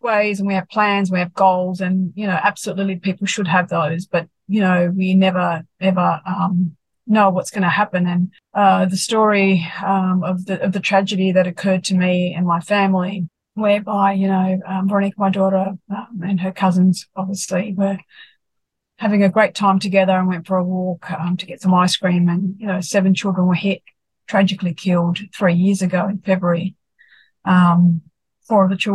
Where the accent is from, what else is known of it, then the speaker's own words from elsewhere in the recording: Sydney, New South Wales, Australia; born and bred in Sydney